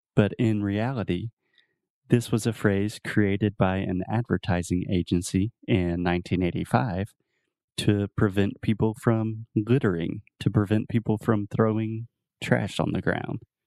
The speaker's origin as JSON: {"language": "English", "region": "Texas", "country": "United States"}